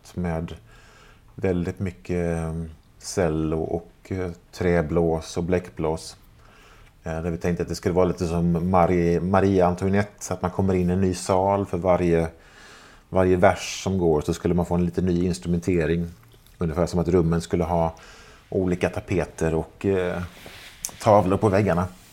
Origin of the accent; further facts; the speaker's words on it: Jönköping, Jönköping County, Sweden; moved away; när jag och resten av … fortfarande bodde hemma i Jönköping